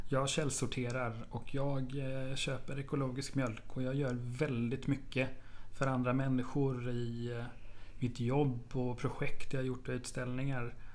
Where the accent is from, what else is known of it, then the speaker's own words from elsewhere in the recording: Hällevik, Sweden; Tvååker och lilla Hällevik där jag kommer ifrån